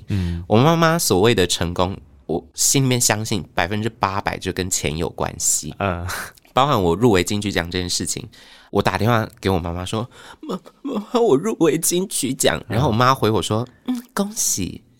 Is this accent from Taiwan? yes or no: yes; Tainan, Taiwan; moved away as an adult; 因为我妈妈要去厦门工作，嗯，她就想说，好，十八岁那我就放你自己去台北读大学哦。然后我台南人嘛，嗯，然后我们就在台南吃了